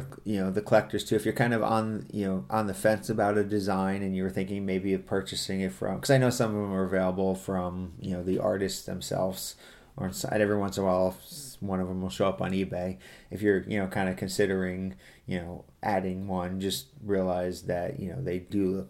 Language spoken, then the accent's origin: English; United States; I'm from the States.